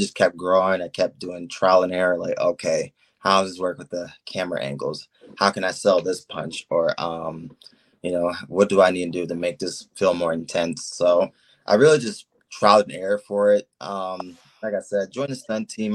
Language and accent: English; Copley, Ohio, United States; I'm from Copley, Ohio